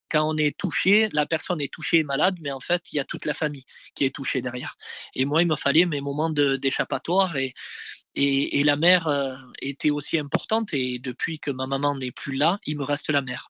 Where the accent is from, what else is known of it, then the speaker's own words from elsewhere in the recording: Marseille, Provence-Alpes-Côte d'Azur, France; j'habitais en face de la mer, je suis né à la Castellane, euh, le fameux quartier de, de, Zinedine Zidane